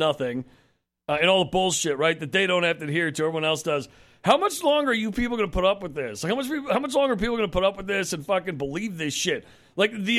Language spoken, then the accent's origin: English; Connecticut, United States; I grew up in Connecticut, outside New York